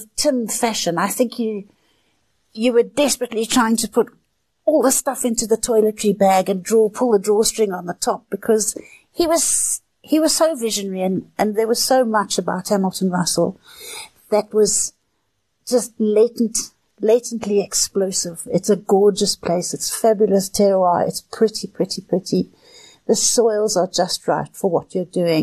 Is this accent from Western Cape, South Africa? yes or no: no; Johannesburg, Gauteng, South Africa; I was born in Johannesburg